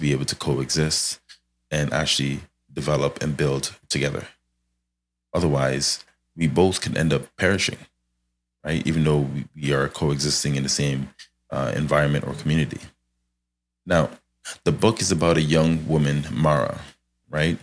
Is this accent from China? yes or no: no; Canada; I'm Canadian here